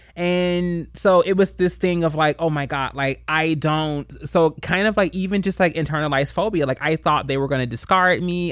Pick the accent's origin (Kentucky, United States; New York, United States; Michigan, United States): Kentucky, United States; moved away; I grew up in Kentucky. I grew up in the Bible Belt